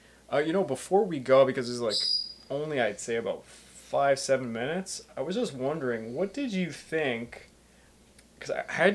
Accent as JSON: {"language": "English", "country": "Canada", "said": "we're Canadian"}